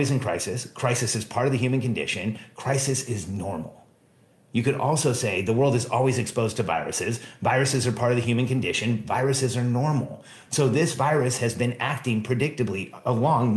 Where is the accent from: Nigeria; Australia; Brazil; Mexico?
Mexico; now in United States; I was born in Mexico